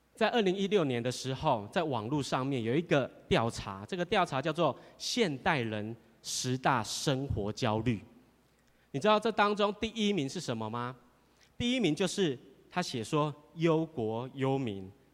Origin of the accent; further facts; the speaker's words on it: Taiwan; 我们台湾话